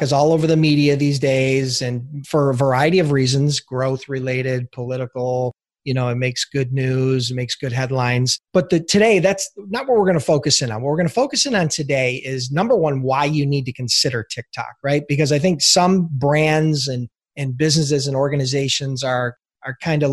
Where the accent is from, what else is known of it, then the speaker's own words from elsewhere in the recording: Buffalo, New York, United States; I am from Buffalo